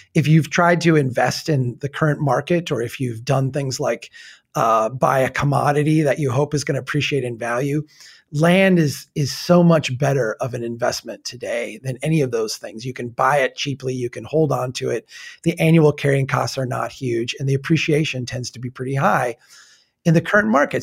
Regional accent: old frontier town in the Midwest, United States; my hometown in eighteen seventy

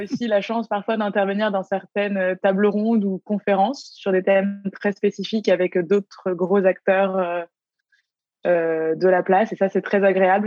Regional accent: Paris, Île-de-France, France; now in Canada; je viens de Paris, je viens, je viens d'Europe

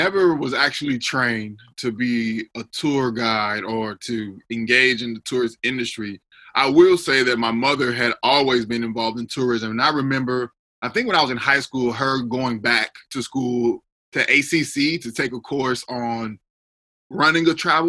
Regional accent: Austin, Texas, United States; also born or lived in Panama; as we all know so far. I'm originally from Austin, Texas, born and raised here in the capital city of Texas. My dad is from Panama, but my mom is from here

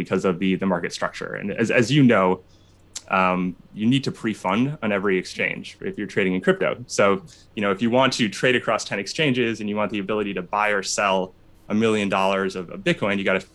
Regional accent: Minnesota, United States; now in Chicago, United States; I'm from Minnesota.

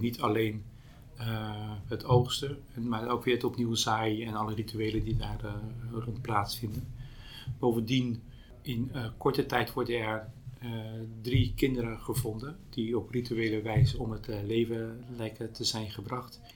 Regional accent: Pijnacker, South Holland, Netherlands; Ik kom zelf uit Pijnakker, bij Delft

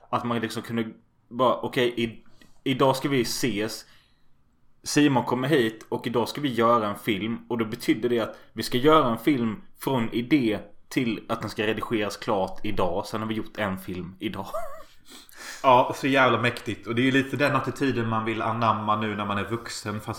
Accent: Gothenburg, Västra Götaland, Sweden; Åh, fan jag kommer från Göteborg.

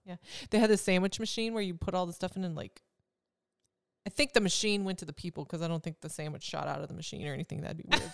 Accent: Wisconsin, United States; moved away; I'm from Wisconsin

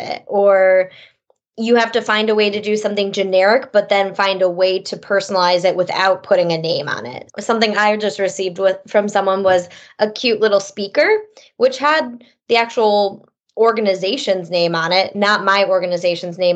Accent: Detroit, Michigan, United States; We're from the Detroit area

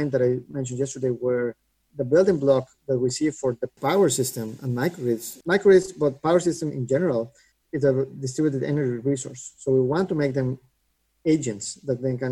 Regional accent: Mexico; moved away as an adult; also born or lived in Boston; I grew up in Mexico and did my undergrad in Mexico and then moved to MIT for grad school to Boston

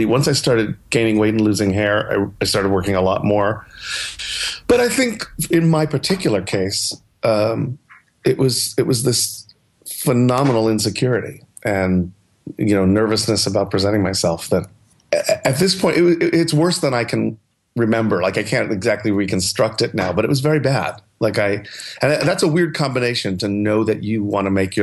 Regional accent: New York City, New York, United States; moved away as an adult; also born or lived in Los Angeles; I grew up in New York City, so it's always been home

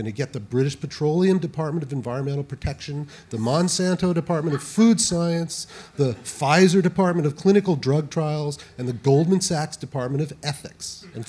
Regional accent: Colorado, United States

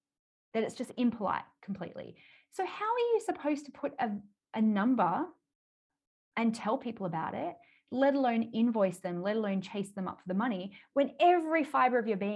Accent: Australia; accent: Australian; I live in Australia, which probably people can tell by my accent

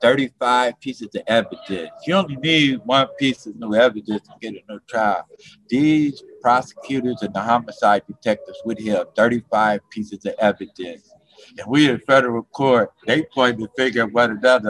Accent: Cincinnati, Ohio, United States; now in Florida, United States; I was born and raised in Cincinnati, Ohio

